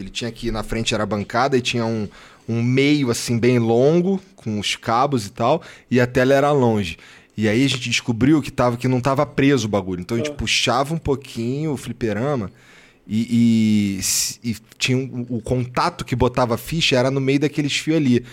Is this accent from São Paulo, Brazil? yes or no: no; Rio de Janeiro, Brazil; eu sou carioca